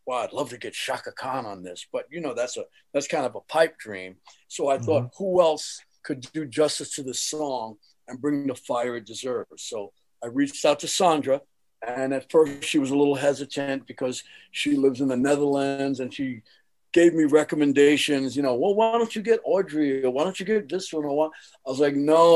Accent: New York City, New York, United States; so now I'm from Jamaica, Queens

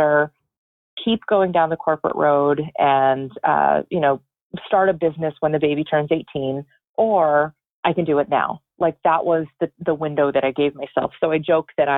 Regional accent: Connecticut, United States; I am from Connecticut. I'm in Florida visiting my parents.

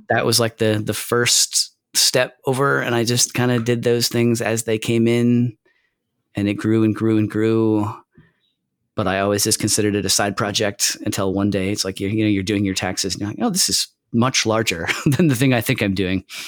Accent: Michigan, United States; I'm from Michigan, too

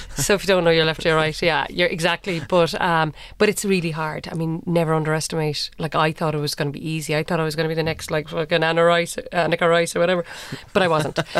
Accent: Cork, Munster, Ireland; I'm from Cork, uh, went to U C C

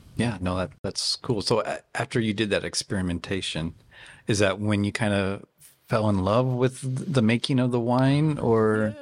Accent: Tennessee, United States; moved away; I grew up in Tennessee

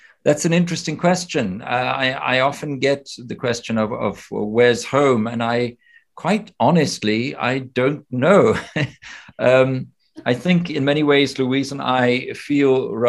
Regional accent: Namibia; now in Oxford, United Kingdom; I was born in Namibia

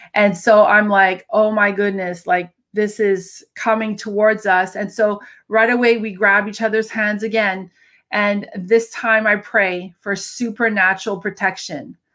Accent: Canada; I'm a Canadian

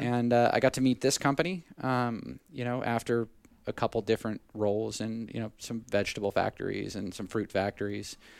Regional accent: Southern California, United States; moved away; I grew up in Southern California initially

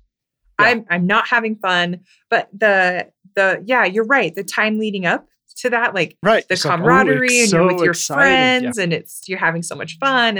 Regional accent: Lindon, Utah, United States; I grew up in Linden, Utah.

